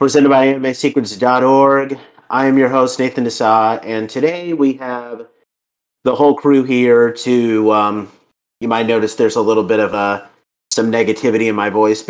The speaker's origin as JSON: {"language": "English", "region": "Georgia", "country": "United States", "said": "my home state of Georgia"}